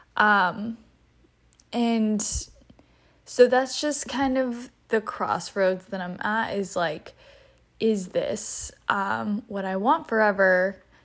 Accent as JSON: {"language": "English", "region": "North Carolina", "country": "United States", "moved": "as an adult", "lives_now": "Philadelphia, United States", "said": "I'm from the South, originally from North Carolina specifically."}